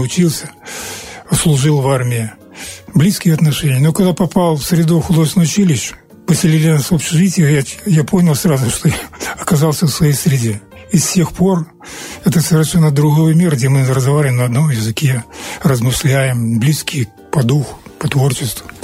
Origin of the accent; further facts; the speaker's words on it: an Old Believer village near here, Transnistria, Moldova; Я родился в Старобрядском селе, недалеко здесь.